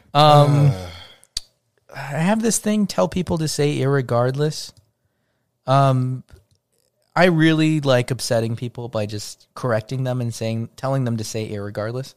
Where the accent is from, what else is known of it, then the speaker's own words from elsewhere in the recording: United States; I was from Estados Unidos